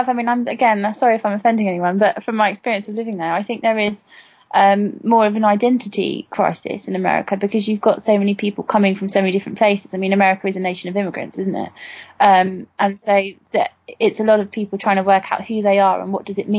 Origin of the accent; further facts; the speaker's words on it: United Kingdom; being British is so ingrained in our blood, really, in our skin, that we don't really need to think about it.